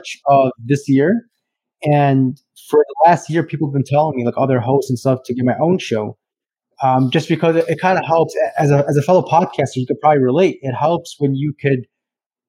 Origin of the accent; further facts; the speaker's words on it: Chicago, Illinois, United States; I'm from Chicago, Illinois, and I'm a financial planner